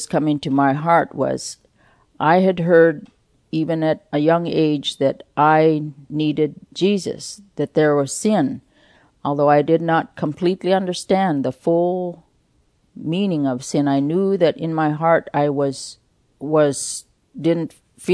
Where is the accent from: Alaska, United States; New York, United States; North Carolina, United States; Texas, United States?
Alaska, United States; Unalakleet; I was born in Unalakleet, Alaska. It's just below Nome on the Norton Sound. Our life in Unalakleet was a village life.